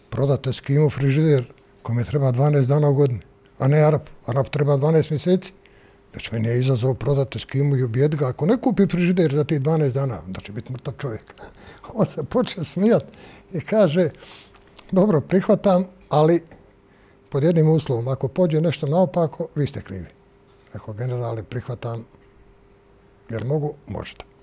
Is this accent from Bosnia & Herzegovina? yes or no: yes; Sarajevo, Federation of Bosnia and Herzegovina, Bosnia & Herzegovina; moved away as an adult; also born or lived in Mostar; now in Belgrade, Serbia; ja sam iz Sarajeva, a u 73. godine sam došao u Mostar